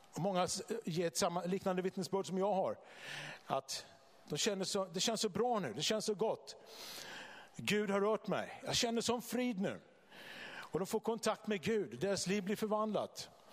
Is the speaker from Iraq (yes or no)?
no; Vallentuna, Stockholm County, Sweden; now in Bodafors, Sweden; jag kommer från eh, Vallentuna utanför Stockholm från början